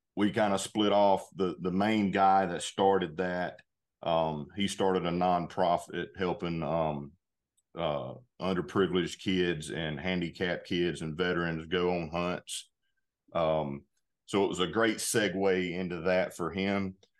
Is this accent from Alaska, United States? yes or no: no; North Carolina, United States; moved away as an adult; now in Georgia, United States; I grew up in North Carolina, actually. I, I live in Georgia now.